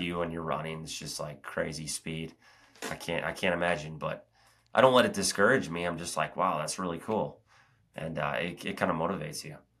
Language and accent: English; Oak Ridge, Tennessee, United States; it's the Secret City Oak Ridge Half Marathon here, my hometown race